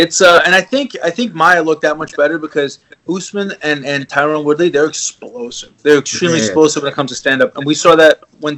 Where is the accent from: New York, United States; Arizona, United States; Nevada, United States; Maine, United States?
New York, United States; And granted, it's in my hometown. It's in New York.